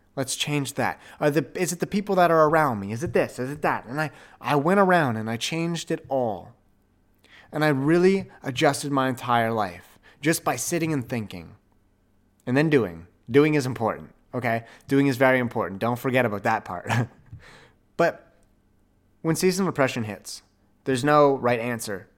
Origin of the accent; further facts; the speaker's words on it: Ottawa, Ontario, Canada; Ottawa, my hometown